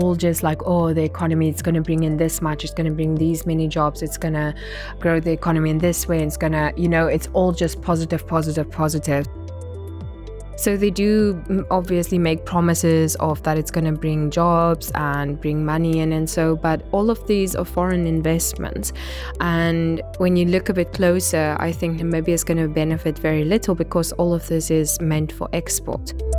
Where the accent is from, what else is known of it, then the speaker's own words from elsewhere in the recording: Namibia; I'm a journalist from Namibia